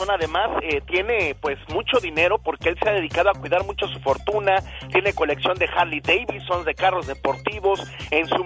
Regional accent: Michoacán, Mexico; now in North Carolina, United States; De Michoacán, bendito Dios.

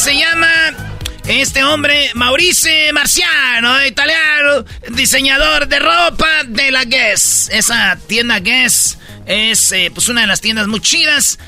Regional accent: Michoacán, Mexico; yo siendo de Michoacán, siendo boxeador y ir a pelear a mi pueblo, güey, ir a pelear a mi, a mi estado

